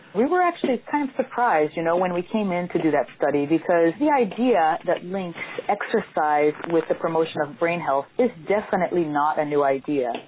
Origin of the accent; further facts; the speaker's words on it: Brazil; moved away as an adult; now in Miami, United States; I'm actually from Brazil, and that's where I pursued my physical therapy degree.